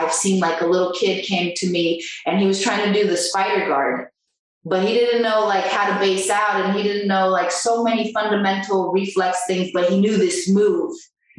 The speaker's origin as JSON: {"language": "English", "country": "Brazil", "also_born_or_lived": "Italy", "second_language": "English", "said": "Little did they know that I was a Brazilian with no grammar. But my English accent was great."}